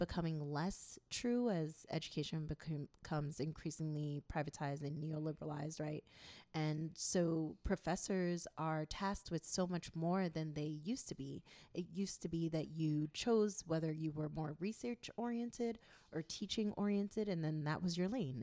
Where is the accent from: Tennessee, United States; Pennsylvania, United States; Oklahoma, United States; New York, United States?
New York, United States; I am from New York, of Haitian descent